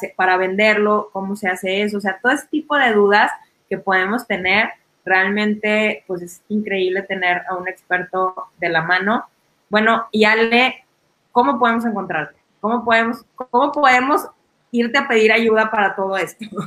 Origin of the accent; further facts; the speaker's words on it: Mexico; como mexicanos